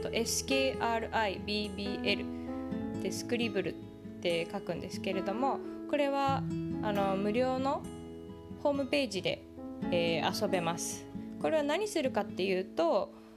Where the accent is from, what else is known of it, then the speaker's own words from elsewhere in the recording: Tokyo, Japan; moved away as an adult; also born or lived in Singapore / California; now in Silicon Valley, United States; 私の故郷の東京